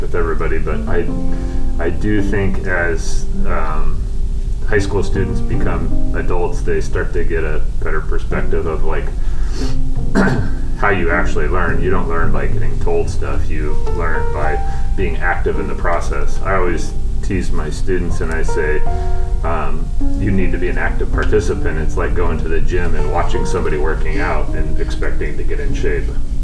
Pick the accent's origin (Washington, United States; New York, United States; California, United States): Washington, United States; Eastern; moved away as an adult; now in Sequim, United States; I grew up in Eastern Washington